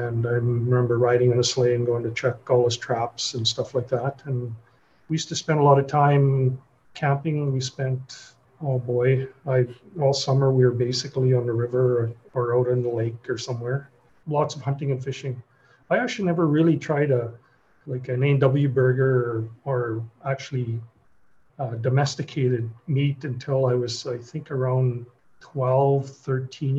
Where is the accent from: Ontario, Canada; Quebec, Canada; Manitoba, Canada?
Manitoba, Canada; The Pas; now in Winnipeg, Canada; I'm originally from the Paw. I grew up on one side of the river and the reserve was on the other.